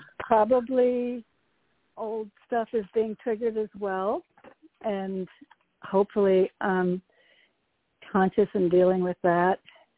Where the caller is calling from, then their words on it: Connecticut, United States; from Connecticut.